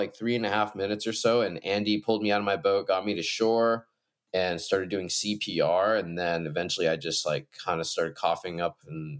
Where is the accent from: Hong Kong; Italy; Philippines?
Hong Kong; also born or lived in Shanghai / Beijing; now in White Salmon, United States; And I grew up in Asia. My parents are from, my mom's from Denver and my dad's from Tokyo, and I spent most of my childhood in Hong Kong, Shanghai, Beijing, just massive Asian cities.